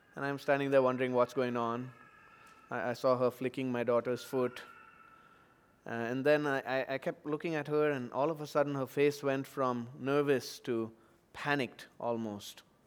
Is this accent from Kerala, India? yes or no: no; Chennai, Tamil Nadu, India; moved away; floods recently in, in my hometown, two thousand fifteen in Chennai